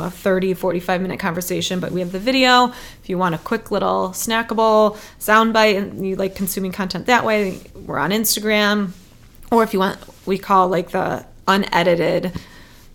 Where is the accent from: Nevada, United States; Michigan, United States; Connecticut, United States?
Michigan, United States; Detroit; moved away as an adult; also born or lived in Chicago; now in Detroit, United States; So it's my hometown